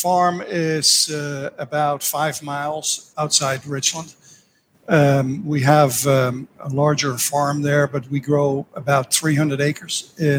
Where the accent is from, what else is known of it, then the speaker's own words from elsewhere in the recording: Netherlands; moved away as an adult; now in Georgia, United States; I grew up in Holland